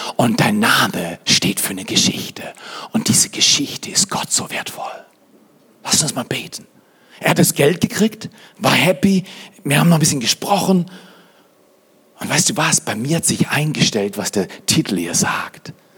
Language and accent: German; Freiburg, Baden-Württemberg, Germany; moved away as an adult; also born or lived in Dallas / Fort McMurray, Canada / Black Forest; now in Hotzenwald, Germany; ich komme aus Freiburg